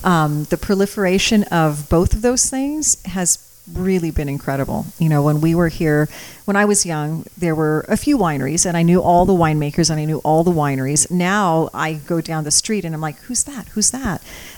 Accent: Napa, California, United States; first language Croatian; English is a second language; also born or lived in St. Helena; I was born in Napa many years ago, but I was born to Croatian parents who raised me as a Croatian. So I didn't learn to speak English until I was about 2 years old, but I've lived from St. Helena to Napa and back to St. Helena again. And now I'm back in Napa.

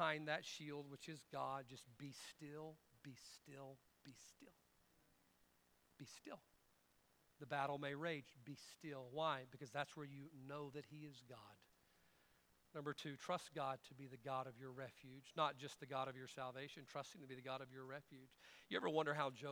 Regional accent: United States; I know we are Americans, and I'm an American man

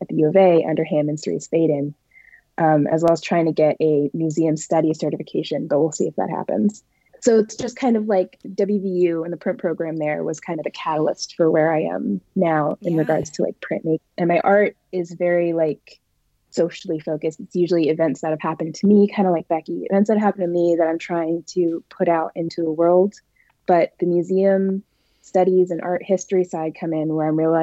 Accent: Woodbridge, Virginia, United States; I am from Woodbridge, Virginia, which is part of Northern Virginia. So it's the greater DMV area. So I grew up around a lot of art.

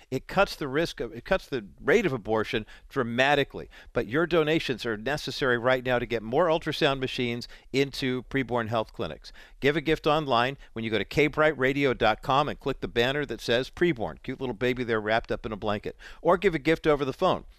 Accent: Orange County, California, United States; also born or lived in Whittier, California; we moved from Orange County uh, to Orange County from Whittier when I was seven in January of 1969

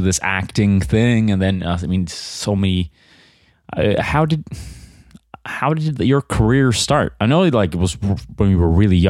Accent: Sweden; English is a second language; I guess I'm from Sweden, you know? I'm more like a snowboarding type person.

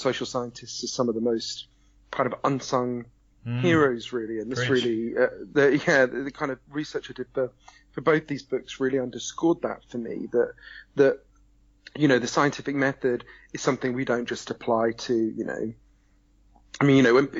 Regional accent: United Kingdom; I'm a British journalist

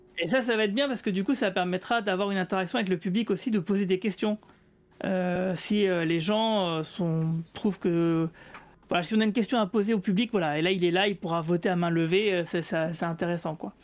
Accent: Metz, Grand Est, France; je suis de Metz

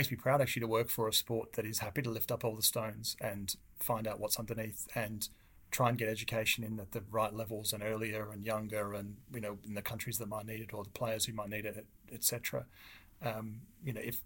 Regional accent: Australia; I grew up in Australia, as most people probably be able to pick from the accent

